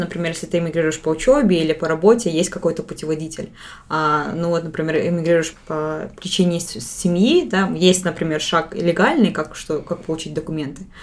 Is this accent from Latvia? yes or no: no; Kazakhstan; now in Netherlands; вроде как я бы сама казашка